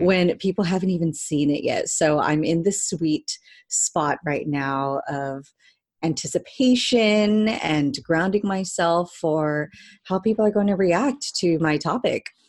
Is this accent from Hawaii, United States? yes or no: no; Cerritos, California, United States; now in Long Beach, United States; I grew up in Cerritos, California